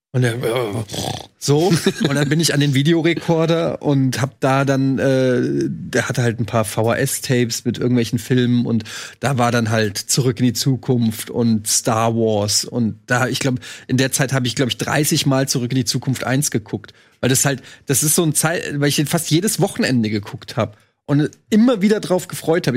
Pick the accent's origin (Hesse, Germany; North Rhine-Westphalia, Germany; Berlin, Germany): Hesse, Germany; Frankfurt; Ich bin 78 geboren, also ich war quasi als dieses ganz, als das rübergeschwappt ist, Coca-Cola, dann in Frankfurt